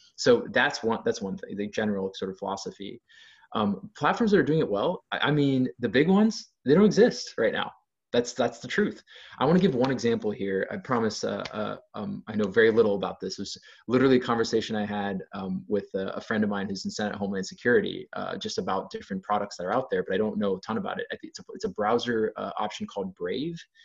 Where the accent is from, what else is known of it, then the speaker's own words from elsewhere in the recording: Ohio, United States; I'm from Ohio, so I bring a, less of a coastal perspective per se